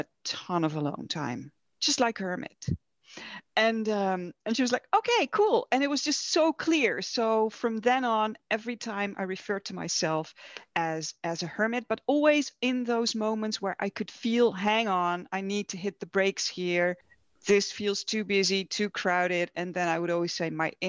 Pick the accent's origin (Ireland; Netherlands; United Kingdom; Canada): Netherlands; I'm from the Netherlands. I'm Dutch